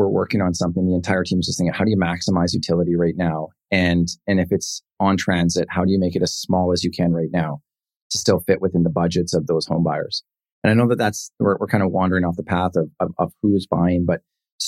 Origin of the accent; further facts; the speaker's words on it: Penticton, British Columbia, Canada; the Okanagan, Penticton, this is my hometown.